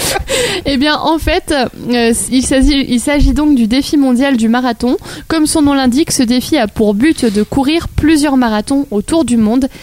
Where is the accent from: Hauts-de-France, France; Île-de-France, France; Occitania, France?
Hauts-de-France, France; Lille; je suis nordiste, lilloise et fière de l'être